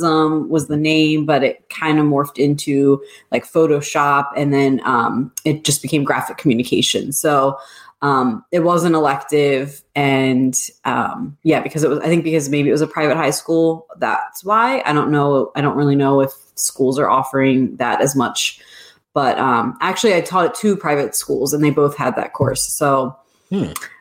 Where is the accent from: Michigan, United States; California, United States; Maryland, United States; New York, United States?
Maryland, United States; Baltimore; I am from Baltimore, Maryland, and I own my own design company